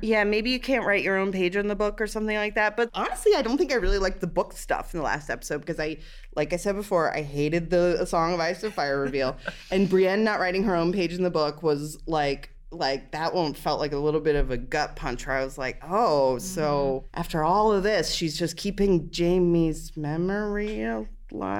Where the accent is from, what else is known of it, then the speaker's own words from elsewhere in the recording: Cincinnati, Ohio, United States; I'm from Cincinnati